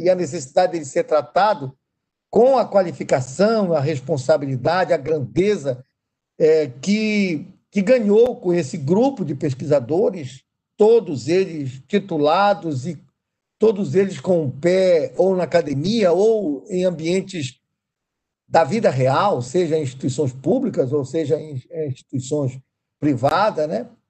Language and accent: Portuguese; Amazon, Brazil; moved away; eu sou da Amazônia. Eu nasci nas suas entranhas mais profundas.